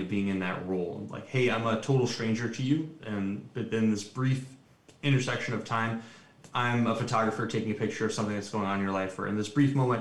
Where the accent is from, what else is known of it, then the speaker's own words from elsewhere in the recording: New York, United States; now in Los Angeles, United States; I am a New Yorker